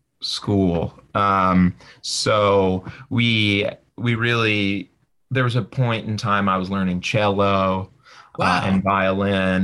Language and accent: English; New York City, New York, United States; also born or lived in New Jersey; So I was born in Greenwich Village, and I lived in the Village area and Brooklyn until I was about 13